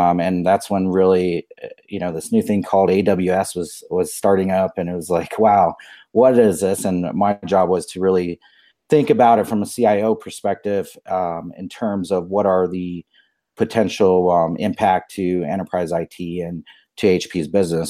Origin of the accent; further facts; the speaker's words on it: Albuquerque, New Mexico, United States; I grew up here in Albuquerque, New Mexico